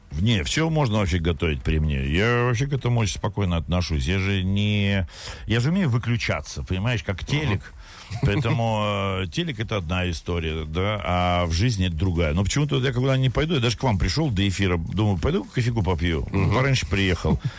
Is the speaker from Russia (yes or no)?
yes; Moscow, Russia; Я хоть москвич, но у меня никогда не было традиции лепить пельмени